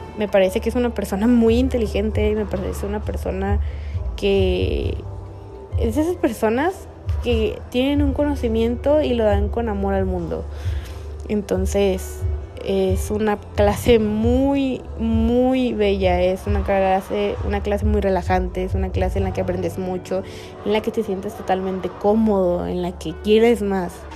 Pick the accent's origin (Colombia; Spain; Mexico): Mexico; Tijuana, Baja California